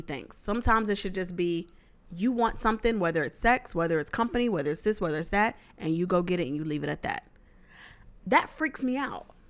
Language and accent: English; the South, United States; I'm from the South